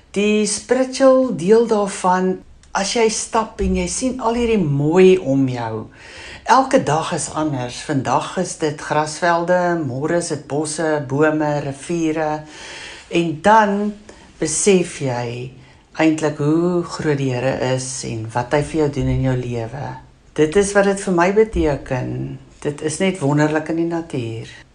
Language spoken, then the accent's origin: Afrikaans; George, Western Cape, South Africa; Ek kom van George.